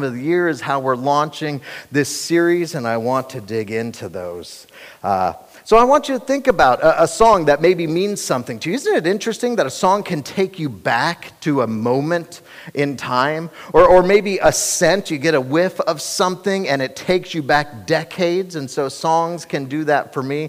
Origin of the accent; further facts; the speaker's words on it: Cincinnati, Ohio, United States; I was born and raised in Cincinnati